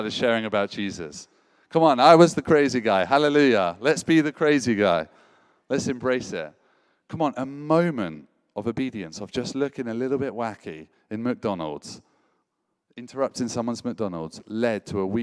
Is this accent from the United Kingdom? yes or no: yes; United Kingdom; as a Brit